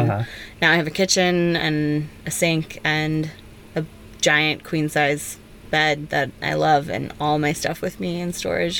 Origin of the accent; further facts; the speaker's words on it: outside of Portland, Oregon, United States; moved away; I grew up in Oregon.